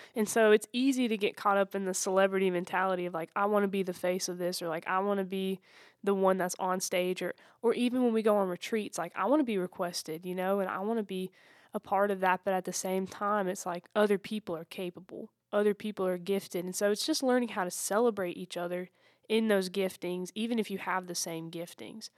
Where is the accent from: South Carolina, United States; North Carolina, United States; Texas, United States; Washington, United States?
South Carolina, United States; Anderson; I'm from Anderson, South Carolina.